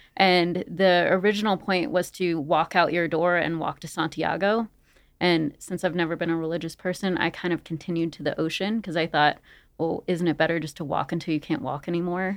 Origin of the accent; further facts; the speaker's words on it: Maryland, United States; moved away as an adult; also born or lived in Syracuse, New York; I grew up in Maryland